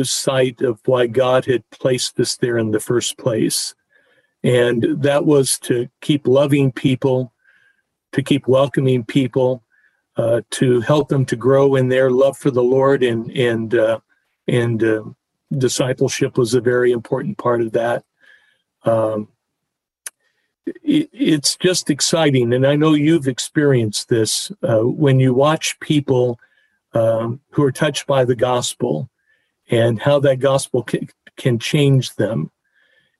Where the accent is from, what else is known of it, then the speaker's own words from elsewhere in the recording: Tucson, Arizona, United States; growing up in Tucson, Arizona, I was, I think, 12 years old